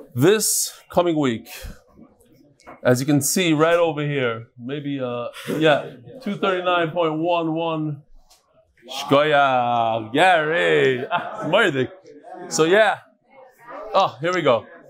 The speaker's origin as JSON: {"language": "English", "country": "United States", "tie": "born or raised there", "said": "I grew up in America"}